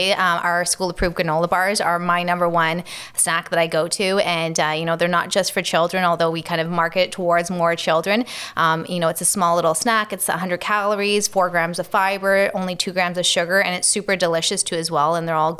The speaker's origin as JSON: {"language": "English", "town": "Toronto", "region": "Ontario", "country": "Canada", "tie": "born or raised there", "said": "So I grew up in Hyde Park area, inside of Toronto"}